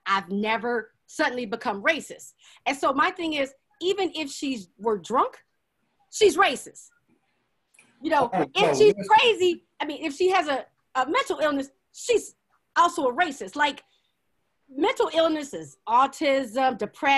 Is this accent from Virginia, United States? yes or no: yes; Hampton, Virginia, United States; I grew up on Hampton University's campus